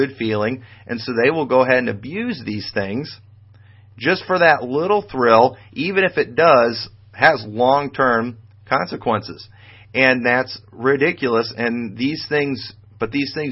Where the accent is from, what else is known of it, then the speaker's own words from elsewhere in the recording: United States; as a Bible believer and as an American